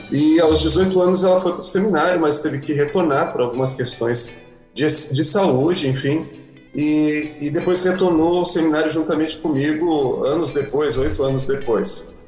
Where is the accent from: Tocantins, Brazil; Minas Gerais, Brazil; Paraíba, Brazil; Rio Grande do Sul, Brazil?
Rio Grande do Sul, Brazil; Porto Alegre; Sim, somos gaúchos. Eu sou natural de Porto Alegre, da capital mesmo